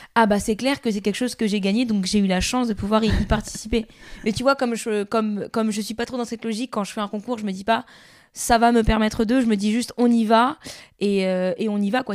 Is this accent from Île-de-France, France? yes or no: yes; Gennevilliers, Île-de-France, France; On a joué dans la rue à Gennevilliers, euh, qui est ma ville natale